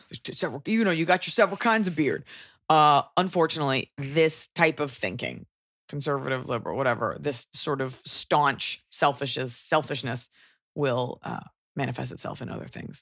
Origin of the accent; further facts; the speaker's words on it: United States; as an American